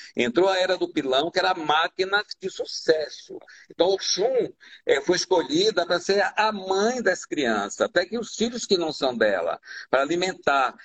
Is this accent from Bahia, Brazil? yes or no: yes; Bahia, Brazil; moved away as an adult